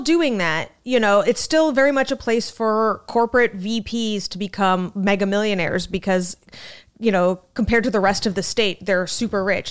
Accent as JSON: {"language": "English", "town": "Scottsdale", "region": "Arizona", "country": "United States", "tie": "born or raised there", "moved": "as an adult", "lives_now": "New York City, United States", "said": "I'm from Scottsdale, the resort depart, the resort section of, of Arizona"}